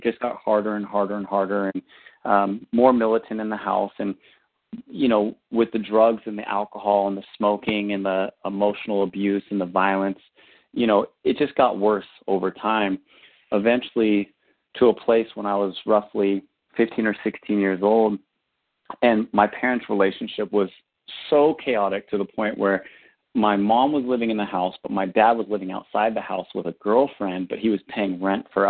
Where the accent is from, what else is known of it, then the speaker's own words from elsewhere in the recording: Northern California, United States; I'm originally from Northern California